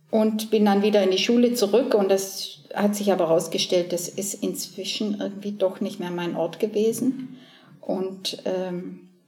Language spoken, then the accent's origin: German; Southern Germany, Germany; moved away as an adult; also born or lived in Cologne; Also ich bin ja in, in Süddeutschland geboren und aufgewachsen, war auf dem Mädchengymnasium